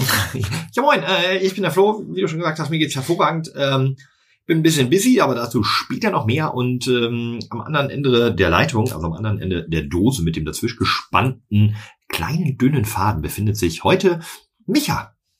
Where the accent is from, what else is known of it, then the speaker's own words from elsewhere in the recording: North Rhine-Westphalia, Germany; rund um mein Heimatdorf